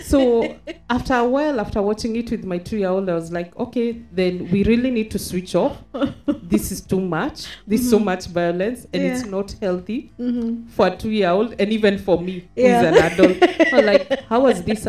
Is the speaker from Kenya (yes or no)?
yes; Kenya; moved away as an adult; now in Dubai, United Arab Emirates; we are Kenyan and we are not currently living in Kenya. We are based in the UAE, in Dubai.